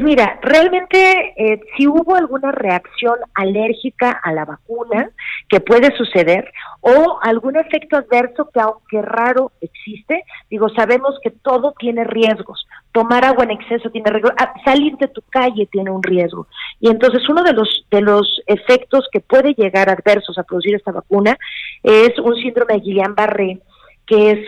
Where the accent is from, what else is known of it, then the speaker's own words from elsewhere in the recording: Mexico; como mexicanos